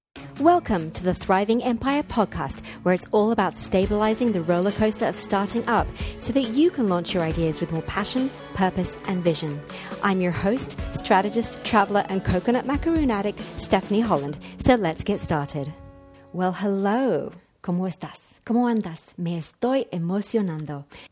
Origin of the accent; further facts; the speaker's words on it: Mexico; In fact, 3 bars better than it was in my hometown in Mexico.